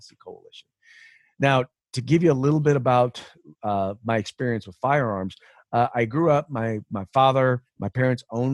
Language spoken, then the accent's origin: English; San Francisco Bay Area, California, United States; also born or lived in Chico, California / Sacramento, California; Born and raised in the People's Republic of California